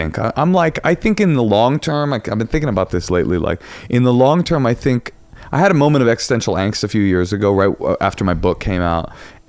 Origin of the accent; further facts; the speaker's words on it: Oakland, California, United States; I was raised in Oakland, one of the few white kids in any school I went to, raised on welfare